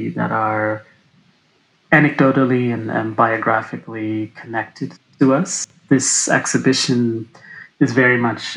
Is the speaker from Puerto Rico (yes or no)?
no; Canada; I grew up in Canada